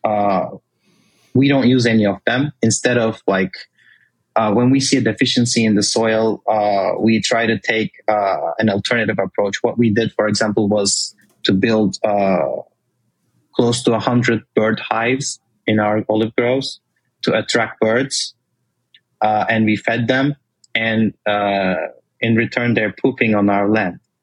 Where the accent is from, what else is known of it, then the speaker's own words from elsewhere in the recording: Turkey; moved away as an adult; also born or lived in Washington, D.C., United States; now in United States; I I was born and raised in Turkey. Uh, I moved to the States 12 years ago for college first.